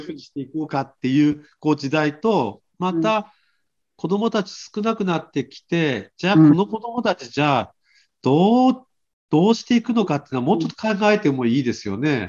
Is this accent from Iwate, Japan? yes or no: no; Aomori, Japan; 私たち青森県からしても